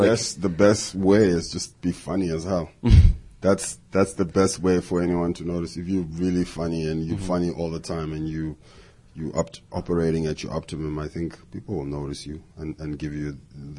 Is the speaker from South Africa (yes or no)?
yes; South Africa; and I'm a South African, and I'm like, I've got some ideas that I want to share with America in terms of humor.